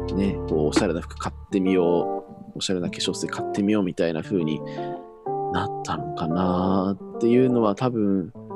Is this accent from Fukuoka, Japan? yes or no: no; Iwate, Japan; 私地元が岩手なんですけれども